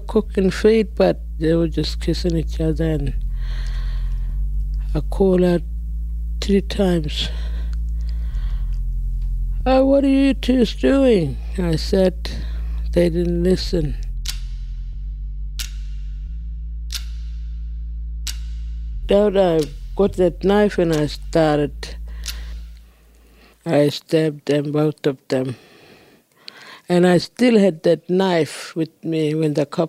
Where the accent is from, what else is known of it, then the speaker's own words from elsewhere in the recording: Lake Evella, North East Arnhem Land, Northern Territory, Australia; first language Djambarrpuyngu; English is a second language; I come from Lake Bella, Kapo Weak. It's a small community, it's got a lake. And shops, office, clinic, school. And my first language is Jambarapuingo.